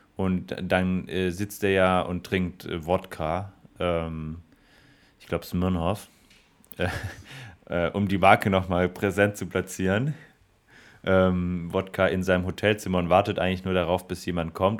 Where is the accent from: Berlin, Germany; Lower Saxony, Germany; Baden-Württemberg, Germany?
Baden-Württemberg, Germany; Stuttgart; als Stuttgarter muss ich